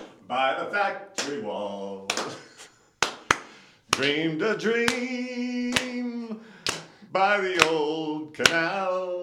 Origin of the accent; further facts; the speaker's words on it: Tucson, Arizona, United States; now in Napa, United States; and dedicated to my hometown, Tucson, but also our dirty old town right here in Napa.